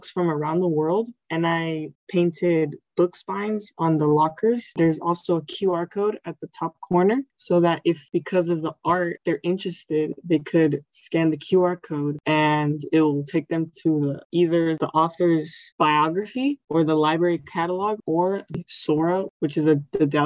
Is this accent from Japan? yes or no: no; Puerto Rico; first language Spanish; English is a second language; because we came from Puerto Rico. So it was kind of a struggle transitioning from like speaking all Spanish and then going into like a mostly English environment.